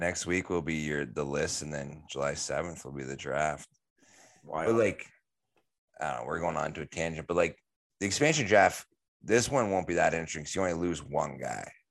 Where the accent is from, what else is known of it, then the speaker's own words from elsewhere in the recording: Canada; growing up in Canada